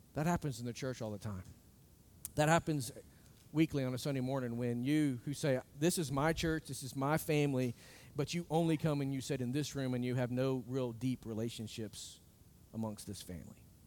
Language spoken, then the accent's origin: English; United States; I look as an American